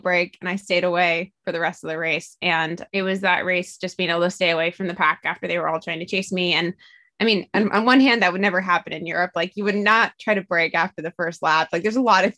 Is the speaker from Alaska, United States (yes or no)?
yes; Alaska, United States; also born or lived in East Coast; now in California, United States; I am from Alaska, so it was closer to my parents who still live there.